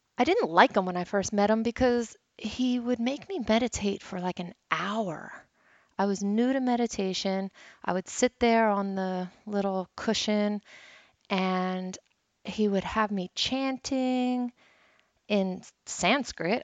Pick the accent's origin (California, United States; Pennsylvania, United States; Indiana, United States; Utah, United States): Pennsylvania, United States; Philadelphia; I'm from Philly